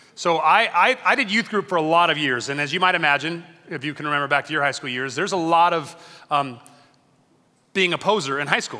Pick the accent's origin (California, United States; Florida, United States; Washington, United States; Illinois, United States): California, United States; Long Beach; I grew up in Long Beach